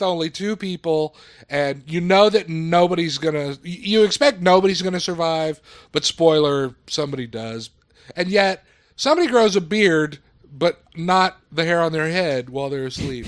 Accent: South Texas, United States; I grew up in South Texas

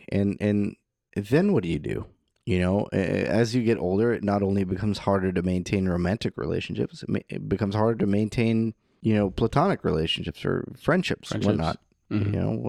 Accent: California, United States; Originally, okay. I'm from Northern California.

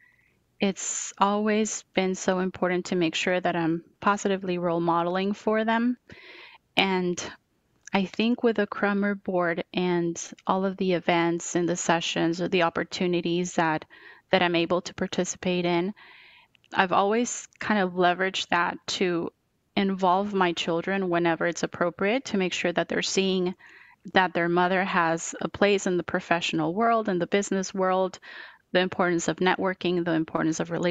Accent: Bogotá, Colombia; English is a second language; moved away as an adult; now in United States; I was born and raised in Bogota, Colombia, in South America, and did all of school and the first year of college in Bogota

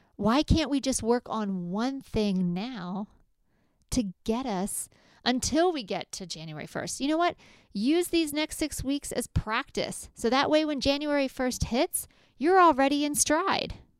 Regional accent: Lancaster County, Pennsylvania, United States; I grew up in Lancaster County

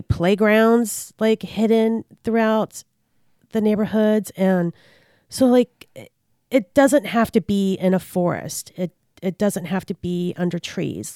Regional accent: Richmond, Virginia, United States; I grew up in Richmond

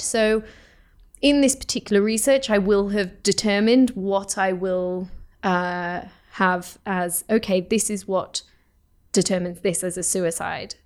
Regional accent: United Kingdom; moved away as an adult; now in Oslo, Norway; I come from the UK

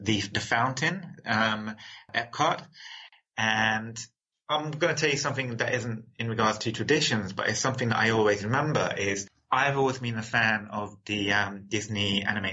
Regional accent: London, United Kingdom; I was born in London, England

